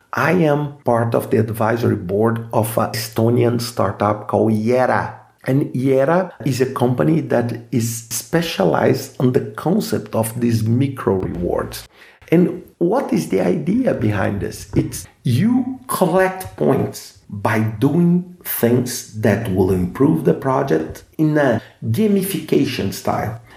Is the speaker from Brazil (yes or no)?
yes; Brazil; first language Portuguese; English is a second language; I'm Brazilian, so I speak Portuguese as my mother tongue